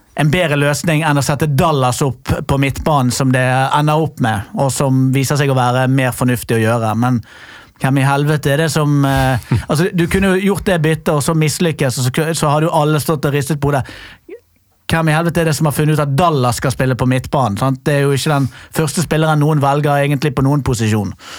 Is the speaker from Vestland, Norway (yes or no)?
yes; Bergen, Vestland, Norway; now in Oslo, Norway; skal jo selvfølgelig da flytte tilbake til Fyllingsdal.